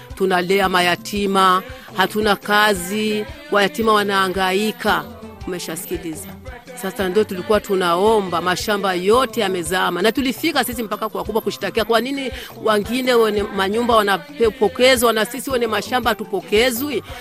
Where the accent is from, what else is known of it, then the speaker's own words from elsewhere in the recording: Rumonge, Rumonge Province, Burundi; Ni Mswahili, nilizaliwa Rumonge. Babu yangu kwanza alizaliwa Rumonge, baba yangu kazaliwa Rumonge, mimi mwenyewe nimezalia Rumonge